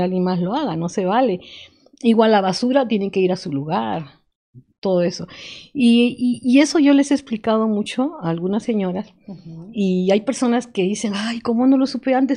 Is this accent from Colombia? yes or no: no; Lima, Peru; moved away as an adult; now in Morelos, Mexico; yo estudié en Lima